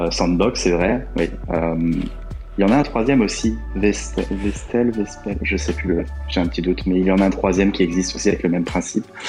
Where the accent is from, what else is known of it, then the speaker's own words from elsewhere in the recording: France; now in Portugal; je suis français habitant au Portugal